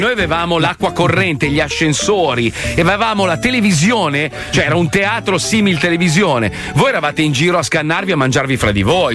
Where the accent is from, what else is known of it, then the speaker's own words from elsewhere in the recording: Italy; io sono italiano, io parlo male del mio paese perché lo conosco